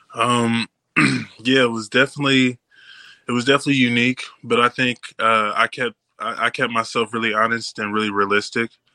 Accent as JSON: {"language": "English", "town": "Indianapolis", "region": "Indiana", "country": "United States", "moved": "as an adult", "lives_now": "Green Bay, United States", "said": "I come from Indianapolis, but like a little bit outside the suburbs"}